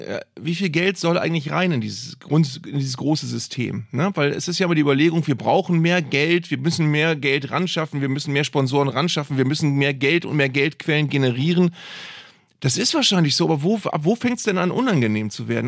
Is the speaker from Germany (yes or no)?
yes; Bremen, Germany; ich komme aus Bremen